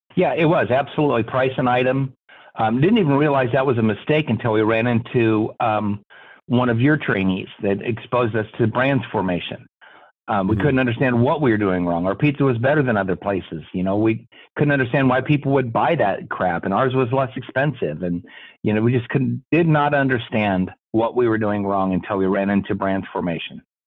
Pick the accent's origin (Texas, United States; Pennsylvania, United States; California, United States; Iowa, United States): Iowa, United States; Des Moines; I grew up here in Des Moines